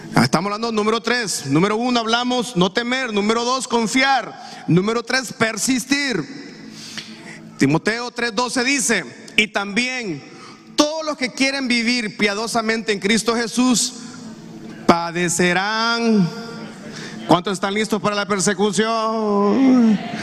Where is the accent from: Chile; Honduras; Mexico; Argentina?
Honduras; nosotros como cultura hondureña, como latinos que somos